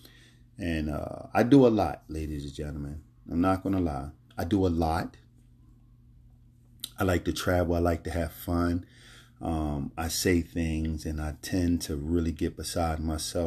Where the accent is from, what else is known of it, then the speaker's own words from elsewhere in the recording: Philadelphia, Pennsylvania, United States; moved away; also born or lived in Florida Keys; I was born and raised in Philadelphia